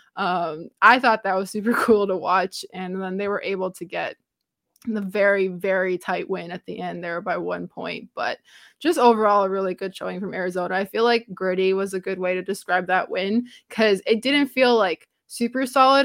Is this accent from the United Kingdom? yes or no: no; Romania; first language Romanian; English is a second language; moved away; English is not my first language, so my brain likes to say things in the Romanian way